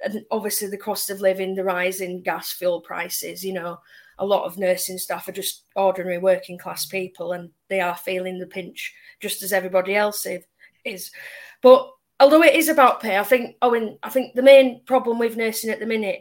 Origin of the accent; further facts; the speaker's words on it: Leeds, Yorkshire and the Humber, United Kingdom; I'm from Leeds.